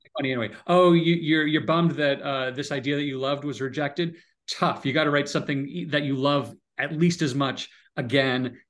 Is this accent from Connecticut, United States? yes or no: yes; Connecticut, United States; moved away as an adult; also born or lived in San Francisco; I grew up in Connecticut